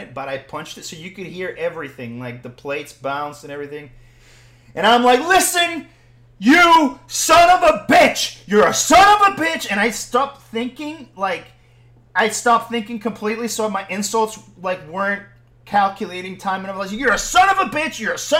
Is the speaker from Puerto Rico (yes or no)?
yes; Puerto Rico; I'm Puerto Rican